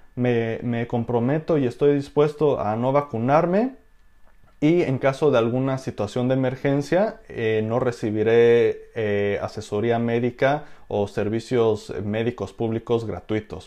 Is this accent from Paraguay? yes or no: no; Mexico; como ciudadano mexicano